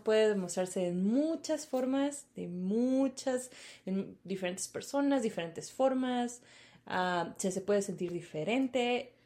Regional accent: Sonora, Mexico; somos sonorenses

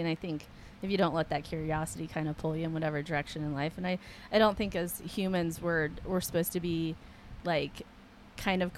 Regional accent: Iowa, United States; moved away; when I was a child, I grew up in Iowa

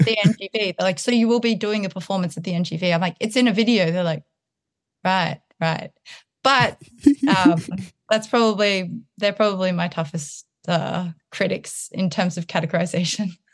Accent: Townsville, Queensland, Australia; moved away; also born or lived in Sydney, Australia; I was born in Townsville and then I was going to school in Sydney and I noticed that my accent would change when I was up in Townsville.

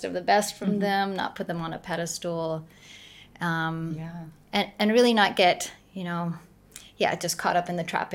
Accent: Arkansas, United States; I grew up in Arkansas, in the South, in America.

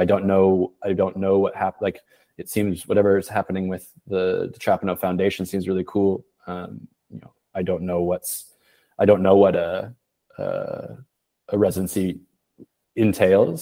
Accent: Portland, Oregon, United States; moved away; also born or lived in Paris; I'm from Portland, Oregon. I left in 2008

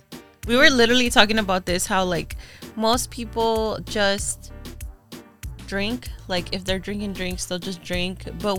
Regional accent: Orange County, California, United States; so we're from Orange County.

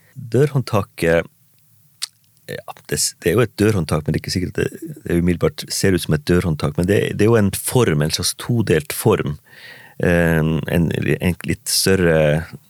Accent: Manndalen, Troms, Norway; levd mine første år i barndomshjem og i hjembygda mi Mandalen, Olmaivegi

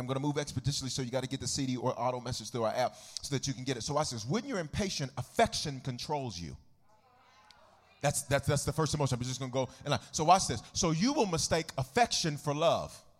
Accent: United States; I'm a, I'm an American

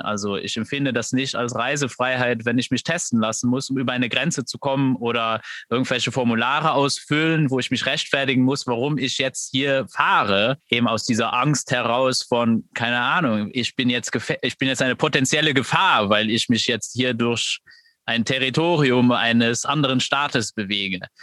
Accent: Luxembourg; ich bin aus Luxemburg

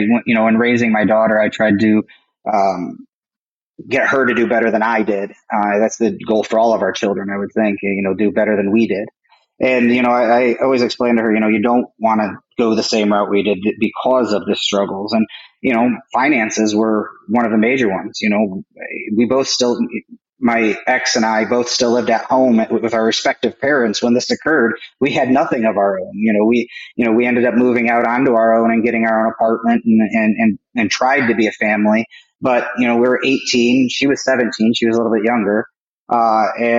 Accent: Michigan, United States; also born or lived in Camp Lejeune, North Carolina / Illinois; I basically lived in Michigan all my childhood

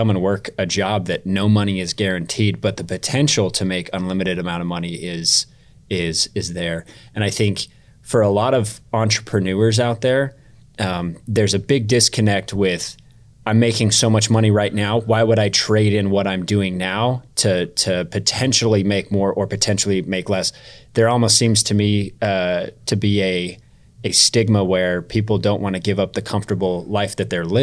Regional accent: Arizona, United States; moved away as an adult; now in Oklahoma, United States; I grew up in Arizona

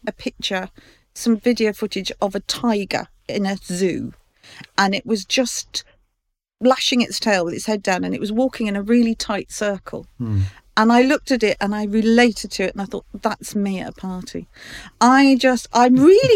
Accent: London, United Kingdom; I grew up in Fulham, off the Fulham Road.

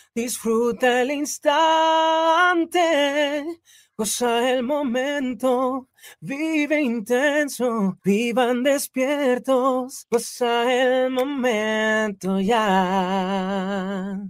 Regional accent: Mexico City, Mexico; moved away as an adult; now in Guadalajara, Mexico; yo nací, crecí en Ciudad de México, recientemente me moví a Guadalajara en, el año pasado

